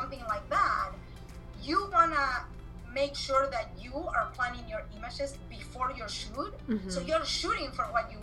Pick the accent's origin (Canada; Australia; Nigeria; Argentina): Argentina; English is a second language; moved away as an adult; also born or lived in Spain / Las Vegas, United States; now in United States; I am originally from Argentina. I came to the US in 2001. I came from Spain